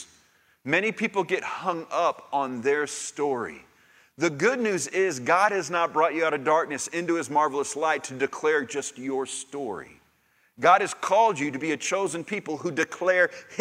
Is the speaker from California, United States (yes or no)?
no; Sugar Land, Texas, United States; now in Brenham, United States; I grew up in Sugar Land